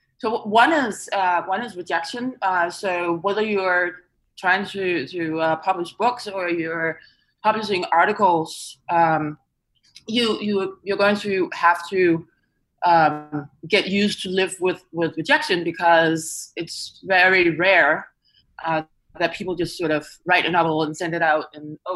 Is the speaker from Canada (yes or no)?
no; Denmark; moved away; back in my home country, Denmark